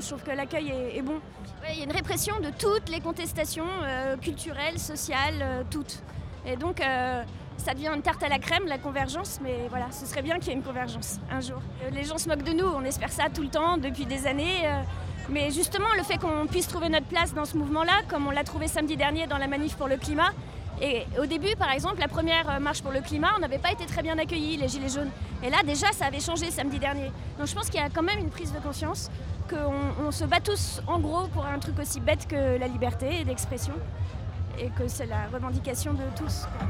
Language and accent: French; Paris, Île-de-France, France; je suis parisienne